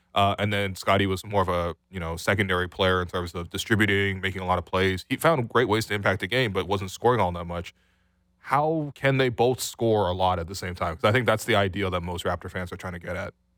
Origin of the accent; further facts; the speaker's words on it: Canada; we're both Canadian.